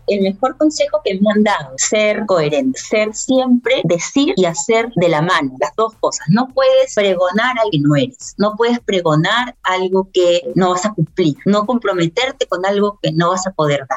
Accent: Peru; todos somos peruanos, al final acá todos somos peruanos

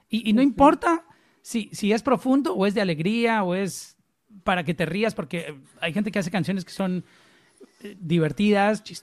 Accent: Antioquia, Colombia; accent: paisa; yo no tengo acento ya, soy paisa de, cerca Medellín, en, Colombia, pero ya mi acento se me perdió

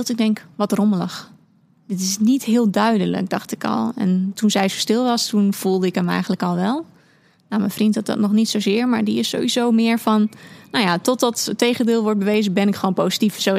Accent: Overijssel, Netherlands; moved away as an adult; also born or lived in Leeuwarden; now in Heerenveen, Netherlands; ben 31 jaar. Ik woon in Heerenveen. Uh, ik kom officieel uit Overijssel. Maar eh, ooit eh, naar Leeuwarden gaan om studeren en daar mijn vriend leren kennen. Daar een beetje blijven hangen.

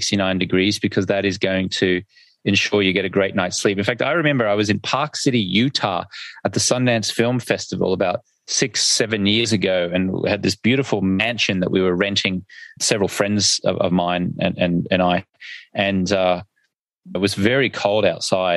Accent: Australia; accent: Australian; my funny Australian accent in my language

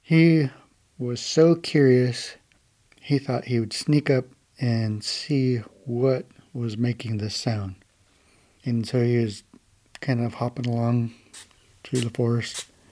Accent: Lummi, Washington, United States; I'm from Lummi

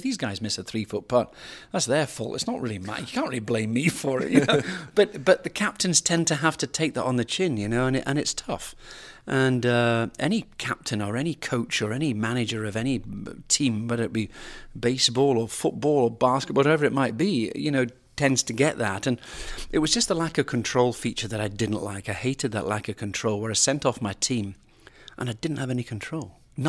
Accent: United Kingdom; now in United States; we knew each other, being foreigners as such, him being Australian, me being British.

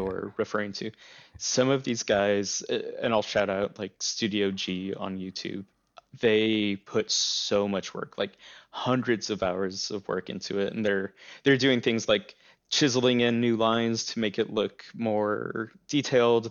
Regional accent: El Paso, Texas, United States; growing up in El Paso

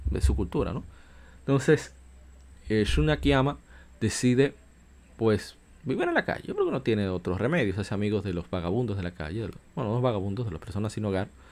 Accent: Dominican Republic; aquí decimos galletas en mi país, en República Dominicana

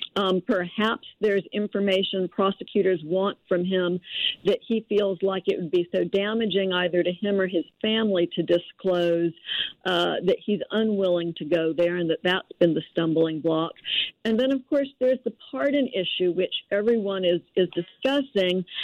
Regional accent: North Alabama, United States; I'm actually from North Alabama

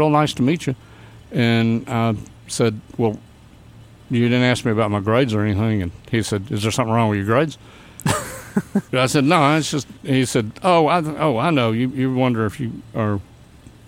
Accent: Auburn, Alabama, United States; accent: Southern; also born or lived in North Carolina; now in Birmingham, United States; I grew up in Auburn, Alabama

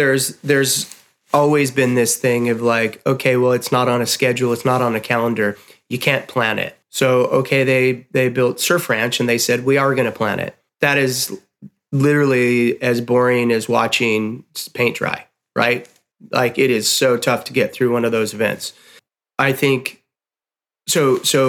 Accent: Chicago, Illinois, United States; as a kid growing up in Chicago

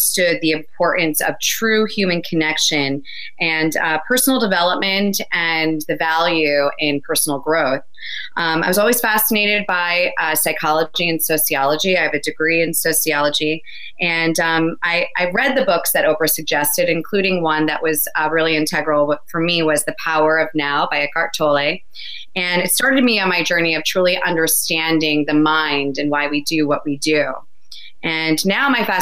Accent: New Jersey, United States; born or raised there

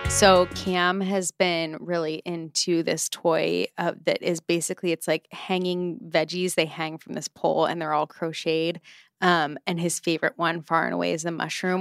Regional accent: United States; As an American

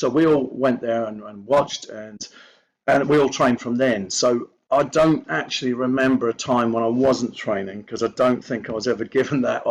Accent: Belfast, Northern Ireland, United Kingdom; we're from Belfast, we're a Northern Irish family

